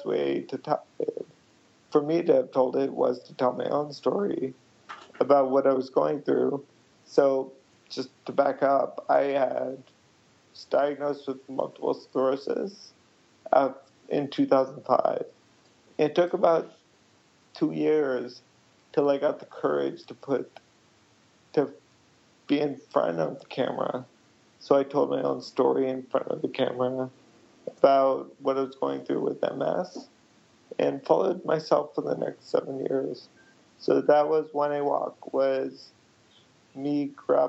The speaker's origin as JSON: {"language": "English", "country": "United States", "tie": "born or raised there", "said": "I'm from India, but I was born in the U.S."}